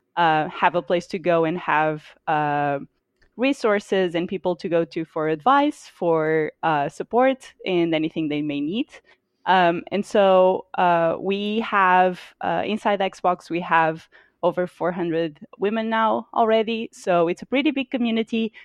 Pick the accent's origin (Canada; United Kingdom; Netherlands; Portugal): Portugal; moved away as an adult; now in United States; so I'm from Portugal. Uh, I lived in Portugal for twenty-six years of my life. Um, and then only moved to the U S about three years ago